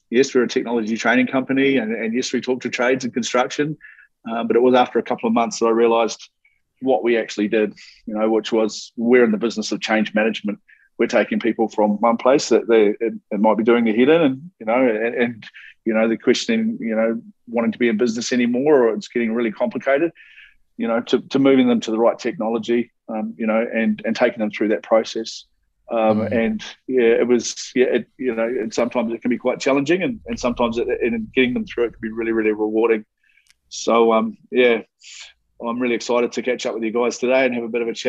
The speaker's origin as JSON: {"language": "English", "country": "New Zealand", "tie": "born or raised there", "moved": "yes", "said": "I'm a Kiwi, started off in New Zealand, but my dad was a builder. Okay, so grew up on building sites"}